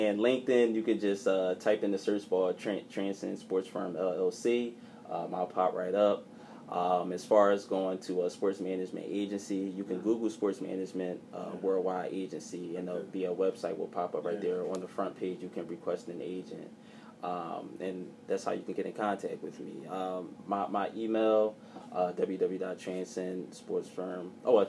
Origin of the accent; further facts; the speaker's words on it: Philadelphia, Pennsylvania, United States; But, you know, the Sixers, that's definitely my hometown team. And I root for them, too.